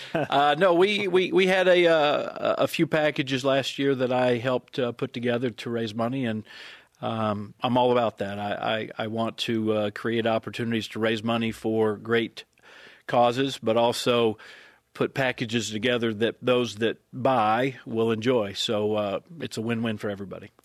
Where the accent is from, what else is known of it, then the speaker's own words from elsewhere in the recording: Atlanta, Georgia, United States; I grew up in Atlanta